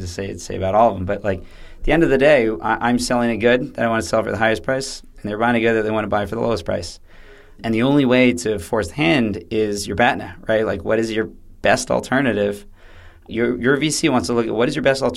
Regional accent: United States; moved away; being an American

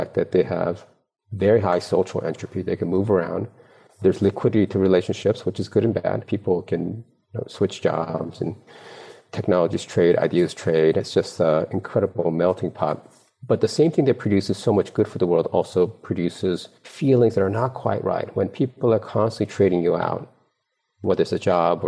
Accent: East Coast, United States; moved away as an adult; also born or lived in Korea; now in Silicon Valley, United States; I was raised in the East Coast, went to school in the East Coast

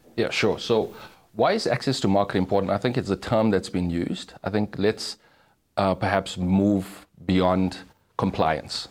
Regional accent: Durban, KwaZulu-Natal, South Africa; born and bred in Durban, um, grew up in a township

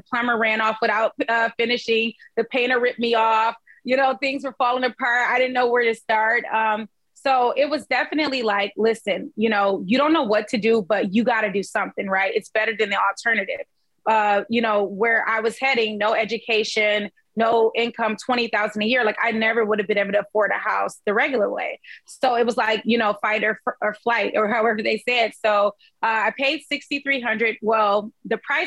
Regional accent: Detroit, Michigan, United States; I am from Detroit, Michigan, born and raised, been here this whole time and invest here

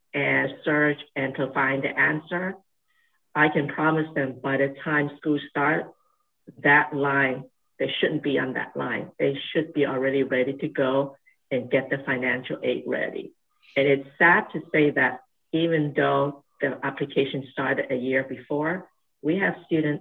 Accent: Honiara, Guadalcanal, Solomon Islands; moved away as an adult; also born or lived in Hong Kong / Australia; now in Santa Barbara, United States; Born and raised in a South Pacific island, and it's called the Solomon Islands, and was born in the island called Guadalcanal.

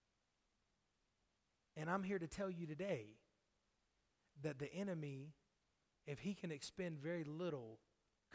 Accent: North Carolina, United States; from right around my hometown in North Carolina

